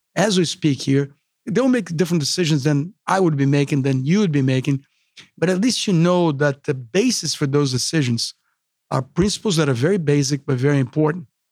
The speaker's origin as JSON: {"language": "English", "country": "Brazil", "second_language": "English", "moved": "as an adult", "said": "myself from Brazil"}